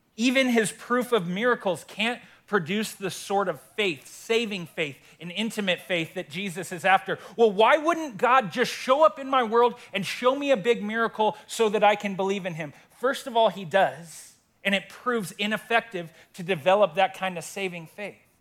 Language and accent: English; Windsor, Colorado, United States; I love my hometown, born and raised here in Windsor